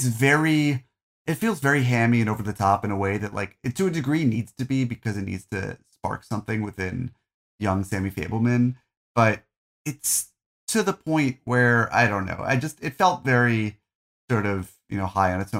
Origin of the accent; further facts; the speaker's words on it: New Jersey, United States; also born or lived in Arizona / California; I grew up in New Jersey. We're the only Jews in town. Then we moved to Arizona and then we moved to California and I was bullied for being a Jew.